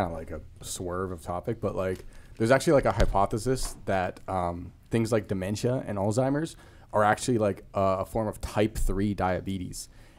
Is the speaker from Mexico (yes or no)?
no; Vancouver, British Columbia, Canada; now in Los Angeles, United States; when I grew up in Vancouver